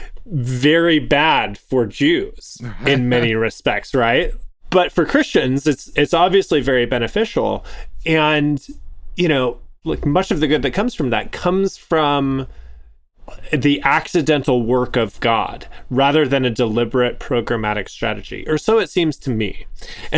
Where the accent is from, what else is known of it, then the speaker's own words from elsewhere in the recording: Canada; I was born in Canada